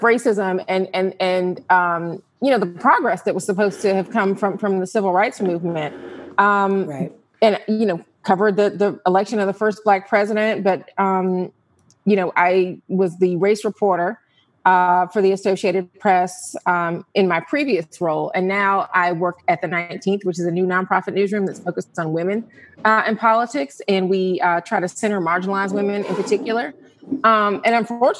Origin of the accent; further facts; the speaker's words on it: Atlanta, Georgia, United States; I am a native of Atlanta